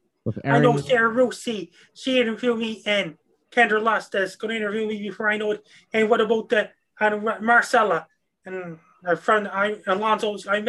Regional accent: Sydney, Nova Scotia, Canada; Yes, I'm from Sydney, Nova Scotia, Canada.

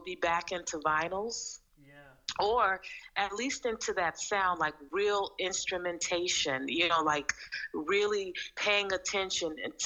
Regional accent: Oakland, California, United States; also born or lived in Milwaukee, Wisconsin; I was born in Milwaukee, mm-hmm. Wisconsin, here in the U.S., and then when I was still a baby, my mother moved us to Oakland, California, and that's where I spent

